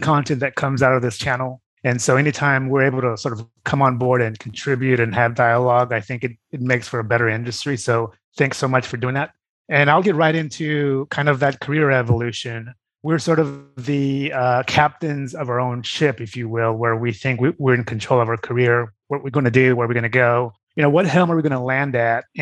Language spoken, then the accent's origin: English; Brazil; moved away; I grew up in Brazil